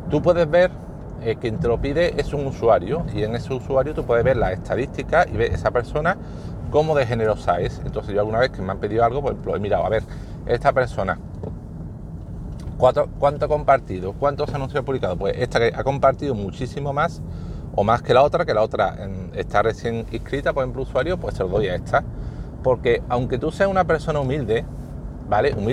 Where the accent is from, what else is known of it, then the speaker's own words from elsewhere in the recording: Andalusia, Spain; accent: Sevillian; me dicen que tengo un acento sevillano fuerte